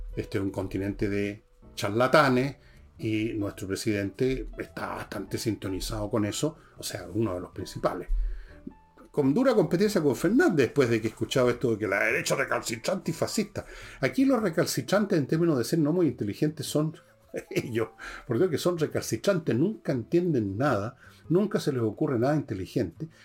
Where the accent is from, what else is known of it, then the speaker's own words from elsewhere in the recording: Chile; como chileno